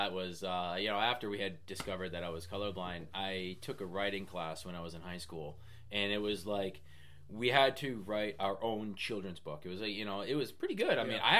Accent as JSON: {"language": "English", "region": "Midwest", "country": "United States", "tie": "born or raised there", "said": "I like growing up in the Midwest."}